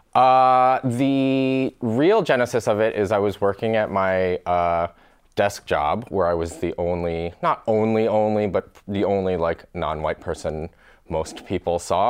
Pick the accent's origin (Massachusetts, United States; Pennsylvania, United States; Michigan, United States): Michigan, United States; So I grew up in Michigan